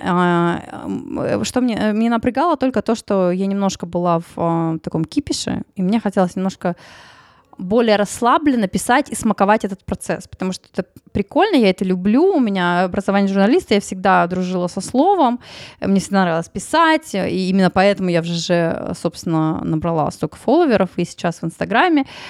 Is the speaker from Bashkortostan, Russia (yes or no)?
no; Tyumen, Tyumen Oblast, Russia; я из Тюмени